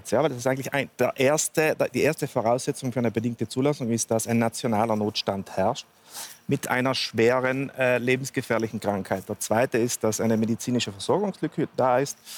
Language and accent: German; Trentino-Alto Adige, Italy; wie auch bei uns in Südtirol zum Beispiel